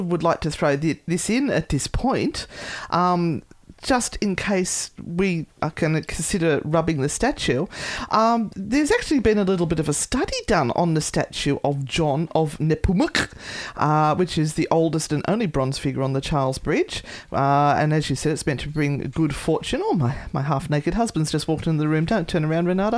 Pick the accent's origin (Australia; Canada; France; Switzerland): Australia; accent: Aussie